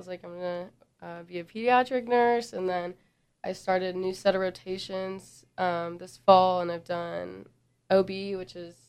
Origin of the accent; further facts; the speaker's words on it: Arizona, United States; moved away as an adult; now in Georgia, United States; I'm from Arizona